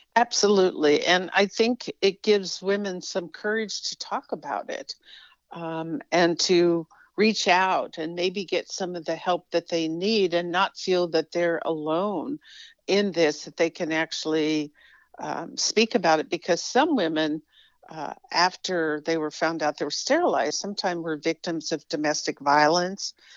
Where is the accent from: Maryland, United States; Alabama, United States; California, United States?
California, United States; I was raised in California